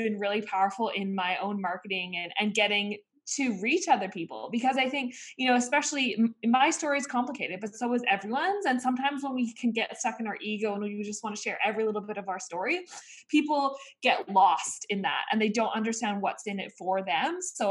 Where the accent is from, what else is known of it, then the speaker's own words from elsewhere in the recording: Australia; in my case, you know, being an Australian athlete was not for the money.